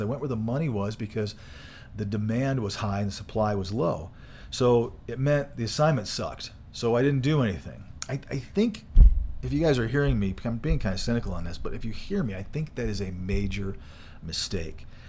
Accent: Michigan, United States; moved away; I grew up in Michigan

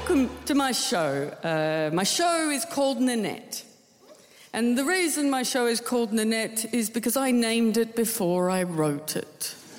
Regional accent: Tasmania, Australia; I'm from Tasmania

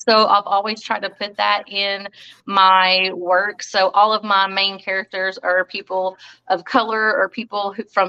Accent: Alabama, United States; also born or lived in Florida; I was born in Florida, raised in Alabama

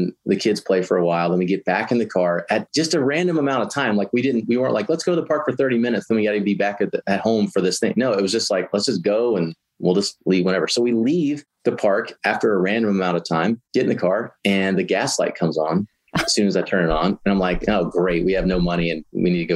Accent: Georgia, United States; moved away as an adult; now in Waco, United States; I'm originally from Georgia

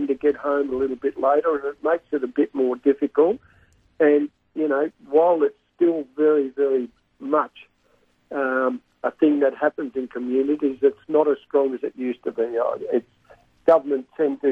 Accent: Bacchus Marsh, Victoria, Australia; moved away as an adult; now in Colac, Australia; I moved from Bacchus Marsh to Colac

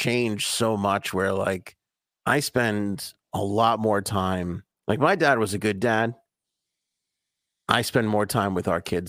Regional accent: Queens, New York, United States; Cuddles and I were joking that we never had this shit when we were growing up in Queens.

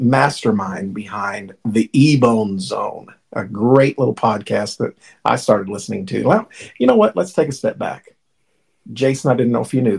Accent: Indiana, United States; I'm from Indiana, man. I live in Sellersburg

